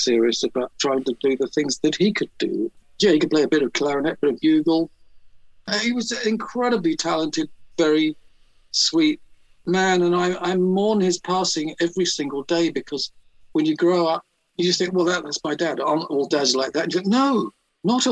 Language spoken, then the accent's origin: English; London, United Kingdom; I grew up in Pimlico in the shadow of Battersea Power Station.